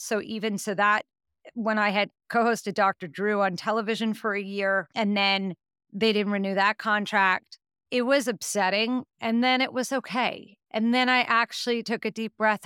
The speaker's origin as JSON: {"language": "English", "region": "New York", "country": "United States", "said": "I'm from New York"}